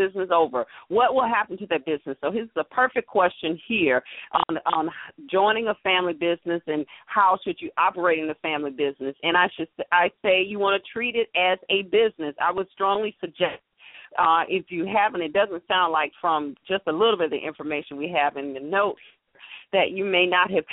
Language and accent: English; Atlanta, Georgia, United States; growing up in Atlanta